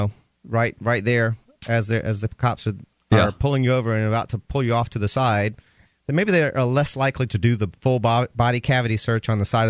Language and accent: English; Atlanta, Georgia, United States; moved away; In Atlanta, which is my hometown